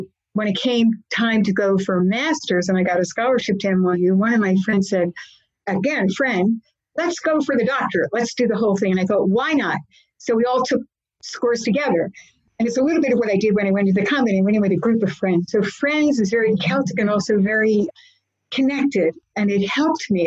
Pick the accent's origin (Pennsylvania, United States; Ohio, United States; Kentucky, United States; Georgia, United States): Pennsylvania, United States; Philadelphia; I was born in Methodist Hospital many years ago, and I grew up in South Philadelphia